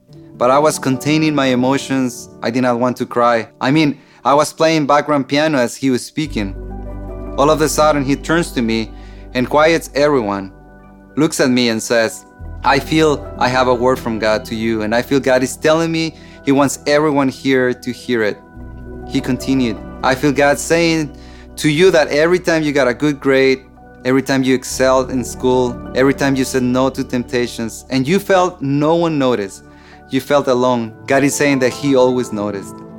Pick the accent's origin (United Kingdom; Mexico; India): Mexico; I grew up in Mexico in a dysfunctional family